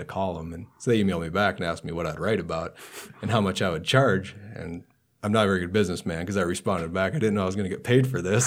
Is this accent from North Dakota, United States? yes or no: yes; Burke County, North Dakota, United States; now in Nebraska, United States; the town I grew up in is in Burke County, North Dakota.